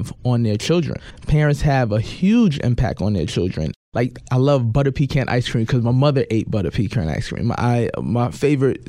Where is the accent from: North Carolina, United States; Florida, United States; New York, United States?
New York, United States; New York City; being a black man and growing up in New York